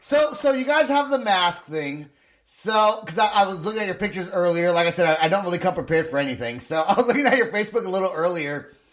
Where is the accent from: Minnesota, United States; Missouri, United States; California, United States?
California, United States; accent: West Coast; But since I'm from California, it's like a very different West Coast accent, I guess, that even though I lived here now for a long time, I still kind of carry that.